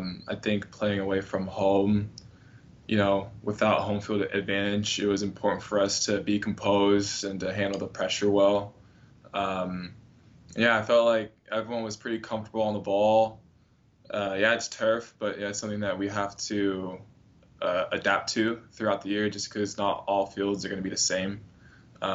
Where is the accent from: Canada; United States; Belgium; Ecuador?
United States; Northern California; moved away as an adult; now in Miami, United States; growing up in Northern California, most of the beach days were a little bit chilly.